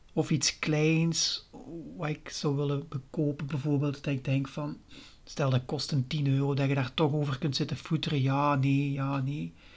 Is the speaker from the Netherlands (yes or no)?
no; Limburg, Flanders, Belgium; accent: Limburg; ik woon in Limburg. Daar zult je misschien al wel horen aan mijn accent.